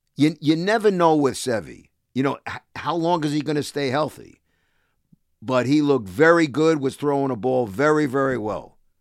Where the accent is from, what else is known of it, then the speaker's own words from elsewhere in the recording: New York City, New York, United States; I'm a New Yorker. Not because I work in New York